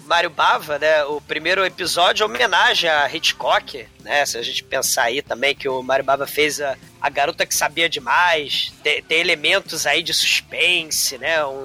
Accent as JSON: {"language": "Portuguese", "region": "São Paulo", "country": "Brazil", "said": "Não, não, sou da Moca. Eu, eu como na Moca."}